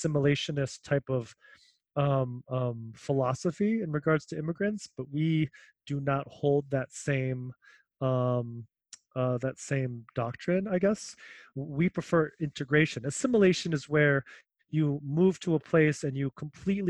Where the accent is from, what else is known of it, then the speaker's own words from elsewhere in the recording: Cleveland, Ohio, United States; also born or lived in Manila, Philippines; now in Seattle, United States; I grew up in Cleveland for about 18 years